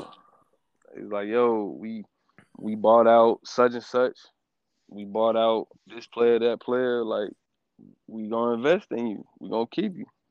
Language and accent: English; Stone Mountain, Georgia, United States; I'm from Stone Mountain, Georgia, man. Born, Mar- well, not born, but raised